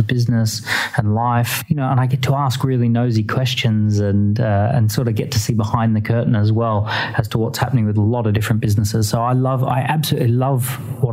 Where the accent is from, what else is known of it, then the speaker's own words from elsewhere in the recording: Australia; moved away as an adult; now in United Kingdom; I grew up in Australia, but moved to the United Kingdom in 2006, so about 12 years ago